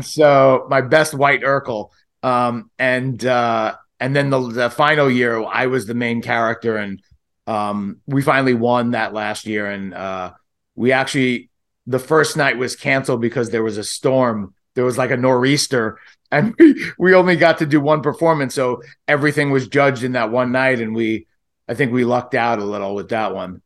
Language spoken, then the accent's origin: English; New York City, New York, United States; we're from Brooklyn